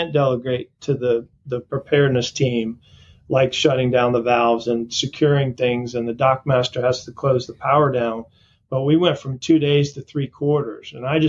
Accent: Florida, United States; also born or lived in Portland, Maine; I grew up in Portland, Maine. {S0} Okay. {S1} And then moved down to Florida in the fourth grade. So I grew up most of my life in Florida on the East Coast, down along Palm Beach and in that area.

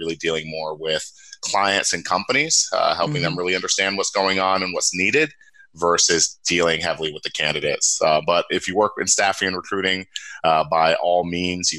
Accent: Cincinnati, Ohio, United States; also born or lived in upstate New York; I'm originally from Cincinnati, Ohio, born and raised

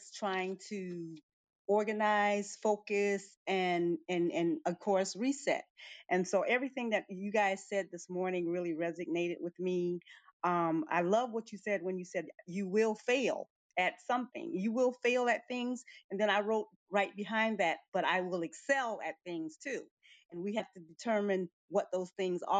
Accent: Suriname; now in Curaçao; I'm from Curacao, originally from Suriname.

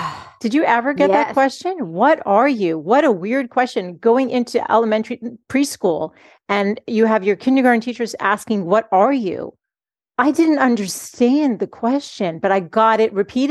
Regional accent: Boston, Massachusetts, United States; I'm from Boston

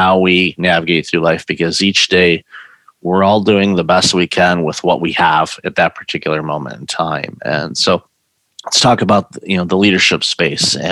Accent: Detroit, Michigan, United States; moved away; also born or lived in Chicago; I grew up in Detroit

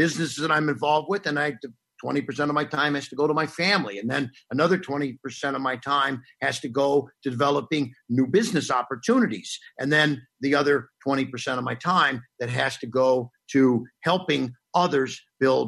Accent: Cincinnati, Ohio, United States; I went to Cardinal Pacelli grade school, which was a Catholic a school in Cincinnati, Ohio

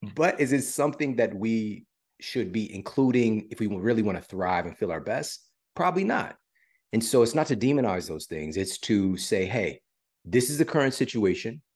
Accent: St. Louis, Missouri, United States; I'm from Saint Louis and I went to my university in Saint Louis

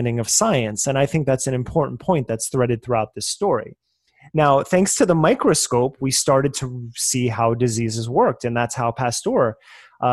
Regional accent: New Jersey, United States; I am from New Jersey, so forgive my accents on things

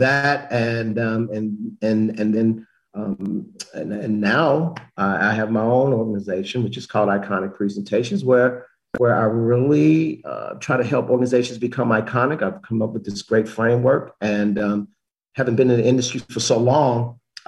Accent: Chicago, Illinois, United States; moved away as an adult; also born or lived in Memphis, Tennessee; I'm from Chicago originally

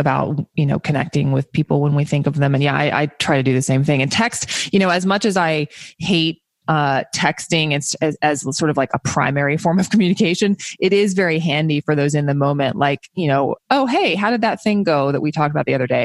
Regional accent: the South, United States; I grew up in the South

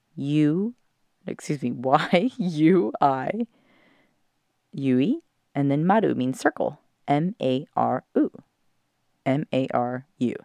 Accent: California, United States; moved away; I'm back in my hometown of California

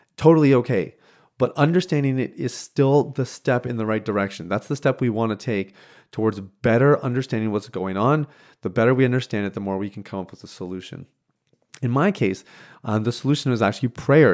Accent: Saskatchewan, Canada; moved away; I was born and raised in Saskatchewan, which is the central part of Canada.

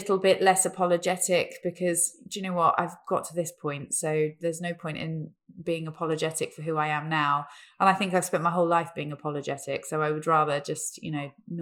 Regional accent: Peterborough, East of England, United Kingdom; I grew up in Peterborough

